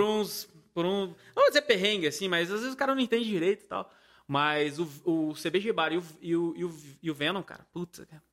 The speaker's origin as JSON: {"language": "Portuguese", "region": "Paraíba", "country": "Brazil", "moved": "yes", "said": "eu sou da Paraíba, né? Eu sou nordestino."}